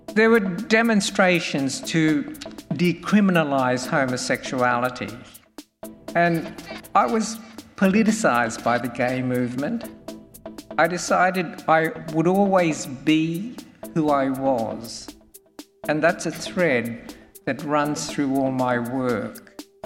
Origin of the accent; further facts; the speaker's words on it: Australia; also born or lived in Sydney; I'm Australian born Chinese and I've lived in Sydney for over 40 years working as a photographer.